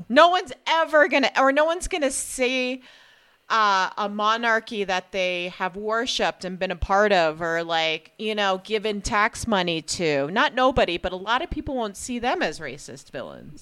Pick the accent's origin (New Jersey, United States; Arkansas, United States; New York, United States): New Jersey, United States; I was born in New Jersey